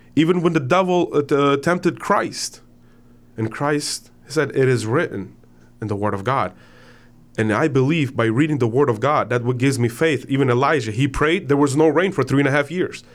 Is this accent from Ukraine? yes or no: yes; Ukraine; now in United States; I am very proud to be born as a Ukrainian, even though I'm an American citizen